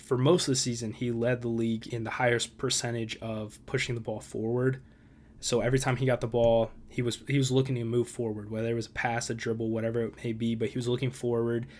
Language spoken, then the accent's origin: English; Chicago, Illinois, United States; my hometown team, the Chicago Fire.